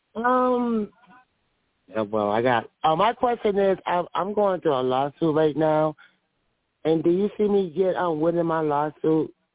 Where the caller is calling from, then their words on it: Atlanta, Georgia, United States; I'm calling from Atlanta, Georgia.